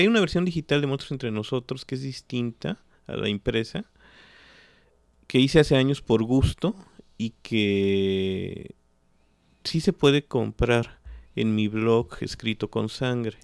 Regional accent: Mexico City, Mexico; now in Xalapa, Mexico; yo me crié en el centro de la Ciudad de México y en la UNAM, en toda esa, en la ciudad universitaria. Después regresamos a Jalapa

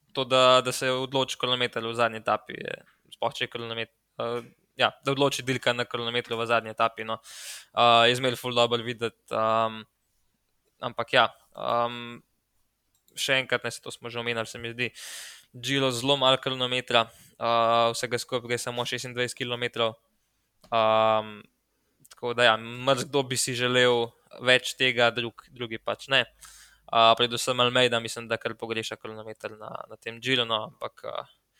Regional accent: Slovenia; smo Slovenci

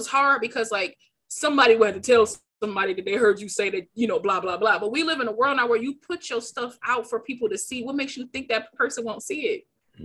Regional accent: Detroit, Michigan, United States; I am from Detroit, Michigan.

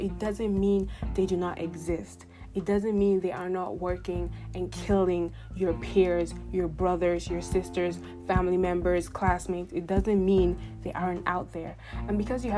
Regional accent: Nigeria; being a Nigerian.

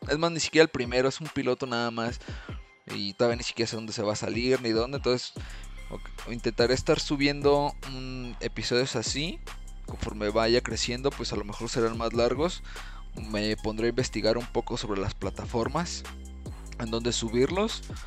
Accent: Morelia, Michoacán, Mexico; ahorita aquí en mi ciudad, soy de Morelia

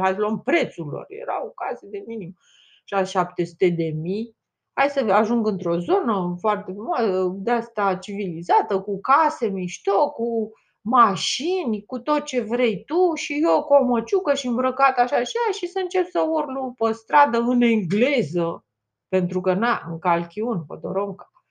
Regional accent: Romania; accent: Romanian; am accent românesc, românesc pur

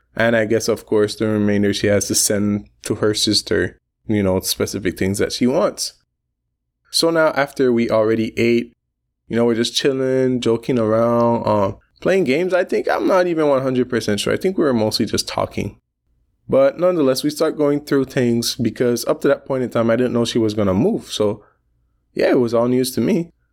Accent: Belize; I come from Belize

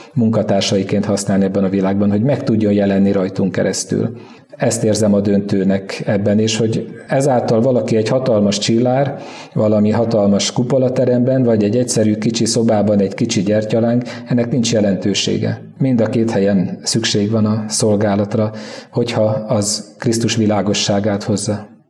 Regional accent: East Békés, Hungary; Kelet Békés, mert onnan származom

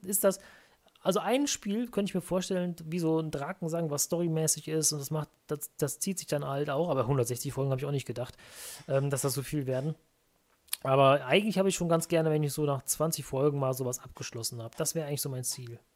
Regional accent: Merten, North Rhine-Westphalia, Germany; also born or lived in Brühl; Im Dorf daneben bin ich mit aufgewachsen, ah. in Merten

